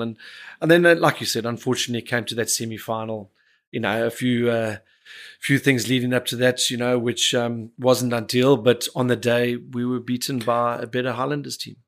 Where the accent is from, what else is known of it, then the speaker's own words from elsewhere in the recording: Cape Town, Western Cape, South Africa; the family that I grew up in was part of growing up in Bishops